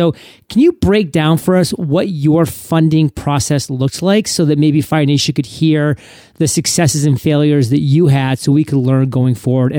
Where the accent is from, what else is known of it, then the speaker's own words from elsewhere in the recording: New England, United States; I was born and raised in New England, so I am a diehard New England Patriots fan.